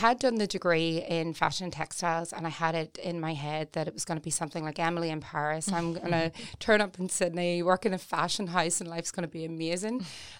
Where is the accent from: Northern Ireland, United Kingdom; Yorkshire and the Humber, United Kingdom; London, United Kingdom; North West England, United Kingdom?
Northern Ireland, United Kingdom; Newry; I felt like Newry was, sounds terrible, but suffocating